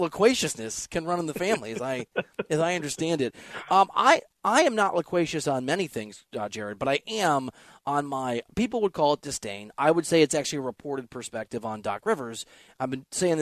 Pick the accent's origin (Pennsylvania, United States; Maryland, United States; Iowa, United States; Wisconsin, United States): Iowa, United States; Northeast; I'm from that part of the country. I'm from Northeast Iowa